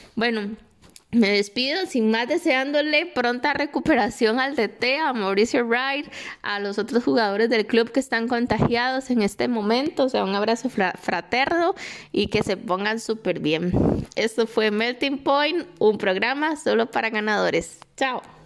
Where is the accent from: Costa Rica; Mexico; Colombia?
Costa Rica; San José; also born or lived in Tibás; soy de San José